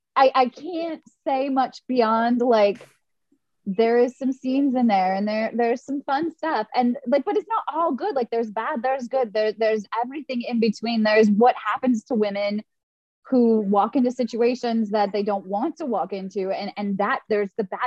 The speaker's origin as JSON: {"language": "English", "town": "Fargo", "region": "North Dakota", "country": "United States", "said": "I'm from Fargo, for reals. Like, I come from very, very conservative family."}